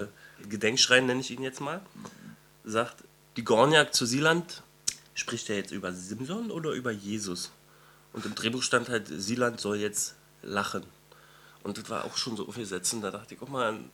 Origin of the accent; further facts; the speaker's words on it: East Germany, Germany; ich bin selber ein Ossi